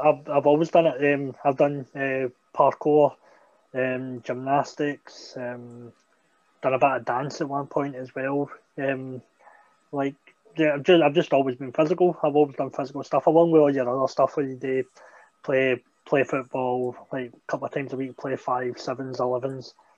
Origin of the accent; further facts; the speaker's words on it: Greenock, Scotland, United Kingdom; a school opening up um, in my hometown